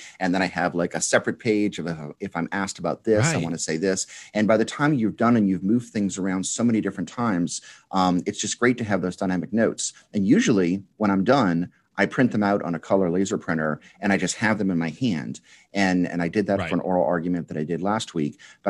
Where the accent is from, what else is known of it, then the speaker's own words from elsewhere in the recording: New Orleans, Louisiana, United States; from New Orleans.